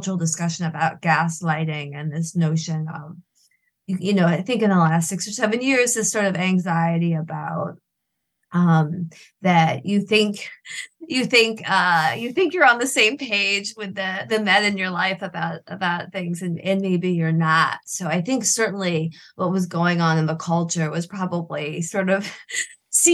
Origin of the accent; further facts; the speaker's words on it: Michigan, United States; I'm from Michigan, this remote part of Michigan, the Upper Peninsula